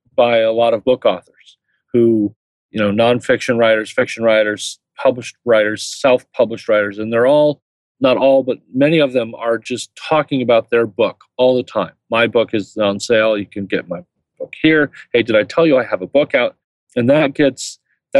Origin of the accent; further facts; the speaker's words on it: Indiana, United States; I'm from Indiana